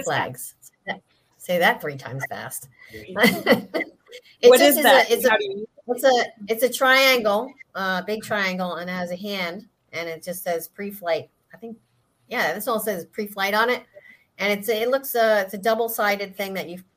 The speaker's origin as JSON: {"language": "English", "region": "Connecticut", "country": "United States", "moved": "yes", "lives_now": "South Carolina, United States", "said": "I'm originally from Connecticut, but I'm in South"}